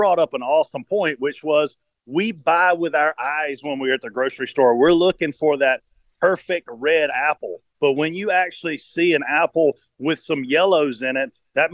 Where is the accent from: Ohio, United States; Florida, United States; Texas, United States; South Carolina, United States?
South Carolina, United States; I grew up in South Carolina. I was a watermelon farmer when I was in high school